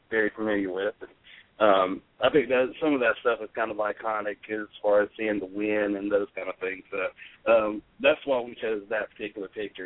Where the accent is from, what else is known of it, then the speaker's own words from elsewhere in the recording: Charlotte, North Carolina, United States; we're from Charlotte